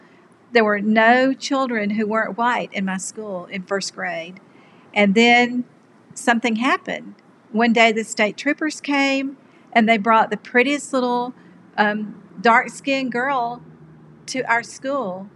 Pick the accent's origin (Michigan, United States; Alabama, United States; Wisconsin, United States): Alabama, United States; Birmingham; I grew up in Birmingham in a small home in a community called ASIPCO. And ASIPCO is an acronym for American Cast Iron Pipe Company.